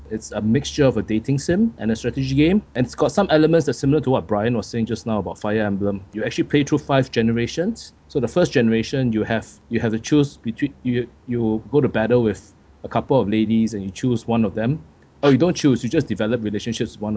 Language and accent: English; Charlotte, North Carolina, United States; Charlotte Bobcats on on my on my game that's my hometown